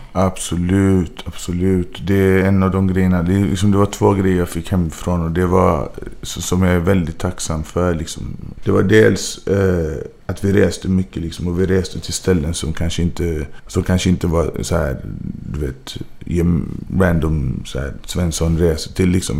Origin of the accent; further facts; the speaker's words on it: Gothenburg, Västra Götaland, Sweden; moved away as an adult; also born or lived in Majorna / Bergsjön / Angered; jag tror det var på Sahlgrenska. Det var här i Göteborg